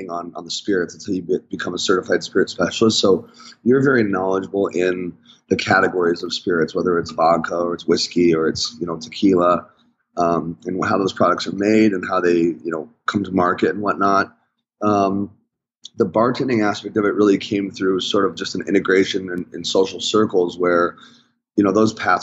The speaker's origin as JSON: {"language": "English", "town": "Chicago", "region": "Illinois", "country": "United States", "moved": "as an adult", "said": "I'm from Chicago originally"}